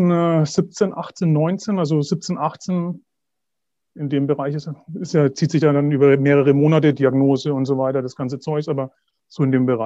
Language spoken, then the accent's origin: German; Herzogenaurach, Bavaria, Germany; Ich komme aus Herzogenaurach, aus Mittelfranken. Hört man vielleicht auch.